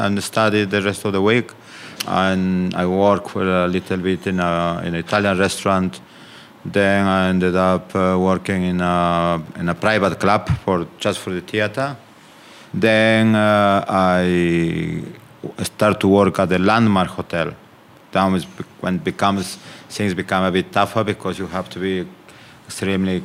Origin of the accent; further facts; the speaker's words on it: Amazon region of Peru, Peru; moved away as an adult; also born or lived in Lima, Peru; now in United Kingdom; I am from the Amazon region of Peru, and I left one day, I remember, to Lima.